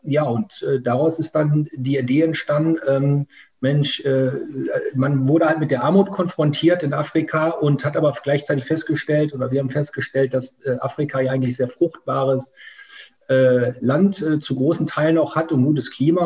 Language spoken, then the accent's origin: German; Münsterland, North Rhine-Westphalia, Germany; also born or lived in Essen / Africa; now in Ruhr area, Germany; komme ich aus Essen ursprünglich, ähm, bin dann aber ähm, äh, in einer anderen Stadt, äh, in Münsterland, aufgewachsen